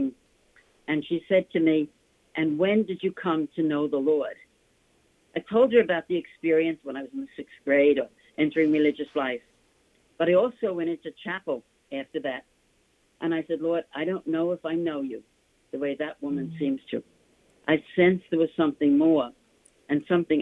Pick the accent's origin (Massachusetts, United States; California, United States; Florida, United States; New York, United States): New York, United States; New York City; accent: New York; I was born in Manhattan from an Irish-American family